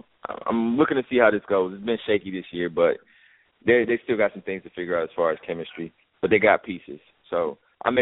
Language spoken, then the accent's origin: English; Chicago, Illinois, United States; I grew up in Chicago, but I grew up in Chicago during the Jordan era